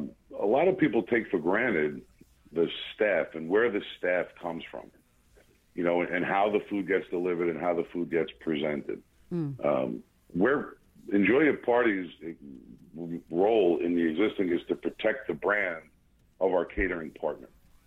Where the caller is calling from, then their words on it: New Jersey, United States; I am calling in from New Jersey. The northern part of the country